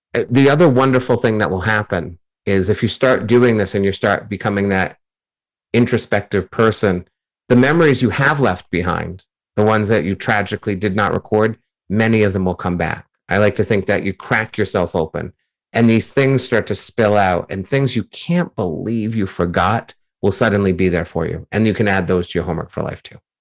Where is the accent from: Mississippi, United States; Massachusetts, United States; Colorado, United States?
Massachusetts, United States; near Boston; growing up near Boston as a Yankees fan